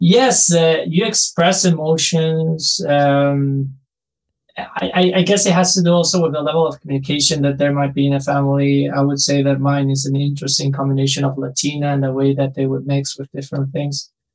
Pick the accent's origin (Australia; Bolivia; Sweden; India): Bolivia; moved away as an adult; also born or lived in Mexico; now in Vancouver, Canada; I grew up in Bolivia. I did my undergrad in Mexico, basically.